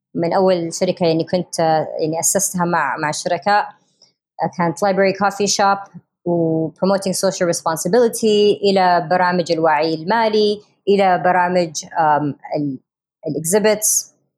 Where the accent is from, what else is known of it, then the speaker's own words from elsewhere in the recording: Riyadh, Riyadh Province, Saudi Arabia; moved away; also born or lived in United States; أنا كسعودية أمريكية تربيت في يعني مولودة في أمريكا تربيت في الرياض عايشه في امريكا 20 سنه